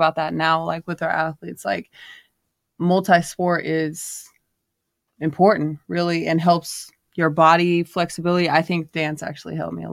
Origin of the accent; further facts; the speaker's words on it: Cottonwood, California, United States; also born or lived in New Mexico; I'm from Cottonwood, California. Small little country town, like 3,000 people